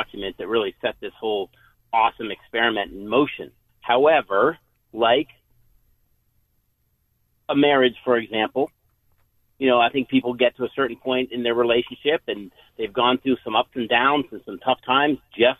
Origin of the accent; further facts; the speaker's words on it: Boston, Massachusetts, United States; moved away as an adult; now in Florida, United States; I am formerly from Boston, you know, one of the birthplaces of our liberty, and I had to retreat down to Florida